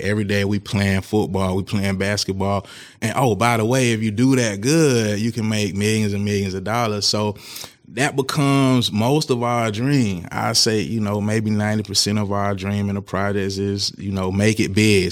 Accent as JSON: {"language": "English", "town": "Tallahassee", "region": "Florida", "country": "United States", "tie": "born or raised there", "also_born_or_lived": "Virginia", "moved": "as an adult", "said": "I'm from Tallahassee, Florida, and, um, born and raised there"}